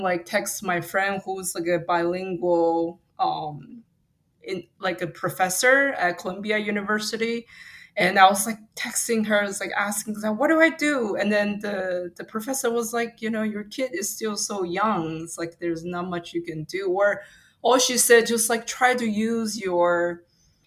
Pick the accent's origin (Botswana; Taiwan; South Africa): Taiwan; first language Mandarin; English is a second language; moved away as an adult; now in United States; I was born and raised in Taiwan until I was 18.